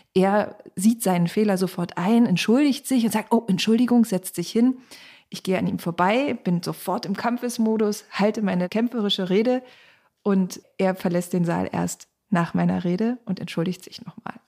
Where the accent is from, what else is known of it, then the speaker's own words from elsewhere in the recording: Cottbus, Brandenburg, Germany; die direkt gewählte Bundestagsabgeordnete von Cottbus und Spreneiße, meiner Heimat